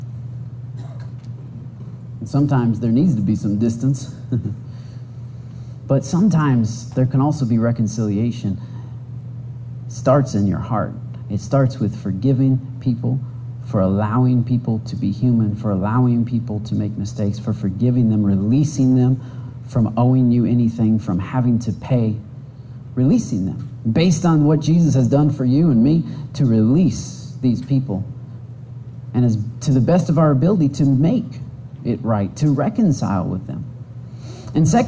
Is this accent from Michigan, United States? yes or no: yes; Michigan, United States; I'm from Michigan